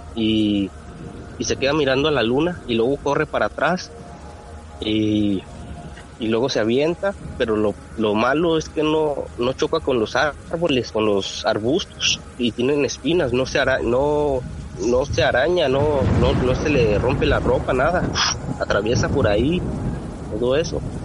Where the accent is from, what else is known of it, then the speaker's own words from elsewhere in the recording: Rodeo, Durango, Mexico; nosotros somos de Durango, Durango, Durango, pegados a Chihuahua, a un pueblito que se llama Rodeo Durango